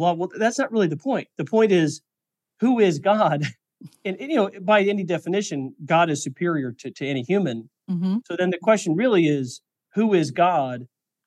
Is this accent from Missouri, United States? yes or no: yes; Missouri, United States; moved away; also born or lived in Silicon Valley; I grew up in Missouri